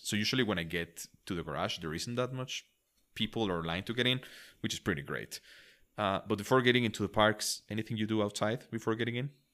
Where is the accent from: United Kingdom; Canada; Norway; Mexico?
Mexico; English is a second language; I'm from Mexico